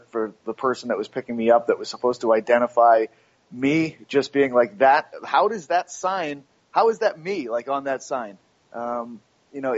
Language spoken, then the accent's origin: English; United States; I'm American